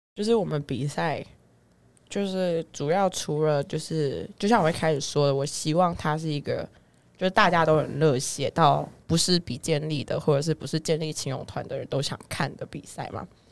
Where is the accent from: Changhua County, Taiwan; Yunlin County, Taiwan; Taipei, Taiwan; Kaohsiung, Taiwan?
Changhua County, Taiwan; 我们彰化那边